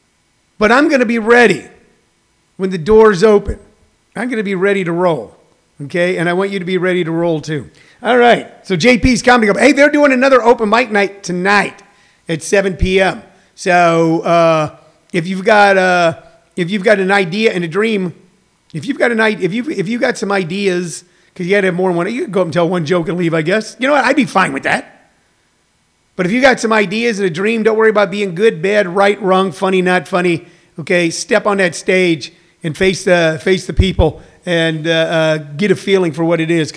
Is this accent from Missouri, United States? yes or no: yes; Missouri, United States; where I grew up in Missouri and we were out in the country